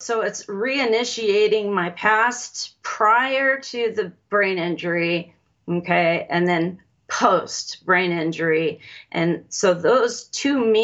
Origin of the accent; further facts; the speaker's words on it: Los Alamos, New Mexico, United States; I was born in Los Alamos, New Mexico